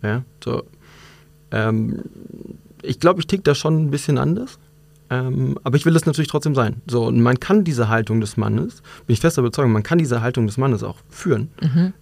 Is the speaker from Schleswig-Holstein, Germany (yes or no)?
no; North Rhine-Westphalia, Germany; moved away as an adult; now in Munich, Germany; ich bin eigentlich in NRW groß geworden